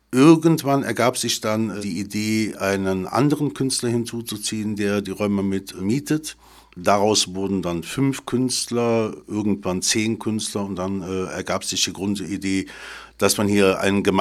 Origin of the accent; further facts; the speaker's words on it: Cologne, North Rhine-Westphalia, Germany; Ich stamme aus Köln